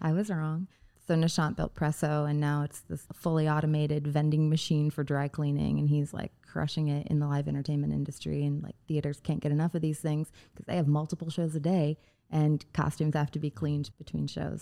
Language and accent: English; Indiana, United States; a part of the state I spent a lot of time in growing up in Indiana